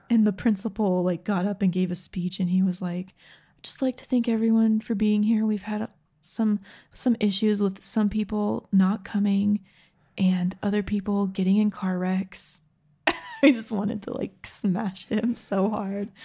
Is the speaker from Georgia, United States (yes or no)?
yes; Georgia, United States; now in Utah, United States; growing up in Georgia, we live in Utah now